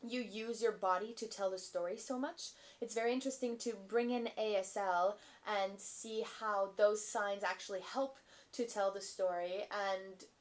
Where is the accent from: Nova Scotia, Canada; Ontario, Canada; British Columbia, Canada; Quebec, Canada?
Quebec, Canada; moved away as an adult; now in Victoria, Canada; I am from Quebec. And so I've been living in Victoria for 3 years